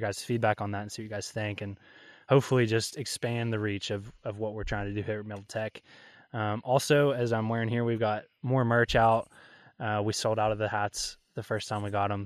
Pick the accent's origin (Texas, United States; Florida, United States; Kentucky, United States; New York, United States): Kentucky, United States; I'm born and raised in Kentucky